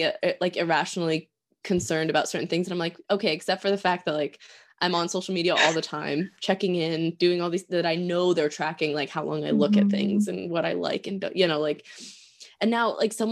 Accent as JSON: {"language": "English", "region": "Pennsylvania", "country": "United States", "tie": "born or raised there", "also_born_or_lived": "Oregon", "said": "I was born in Oregon. I grew up in Pennsylvania"}